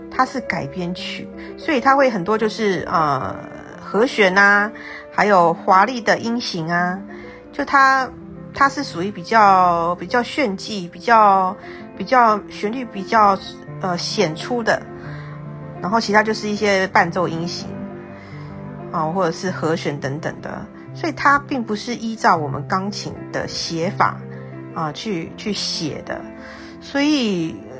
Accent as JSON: {"language": "Chinese", "region": "Tainan", "country": "Taiwan", "tie": "born or raised there", "said": "我是台南人嘛"}